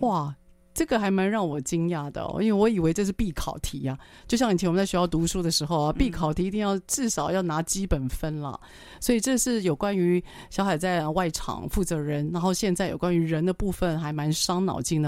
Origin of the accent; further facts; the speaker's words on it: Taiwan; 我们台湾人